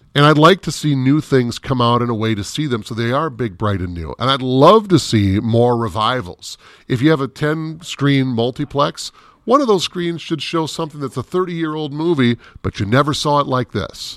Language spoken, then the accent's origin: English; Minneapolis–Saint Paul, Minnesota, United States; I grew up in the Twin Cities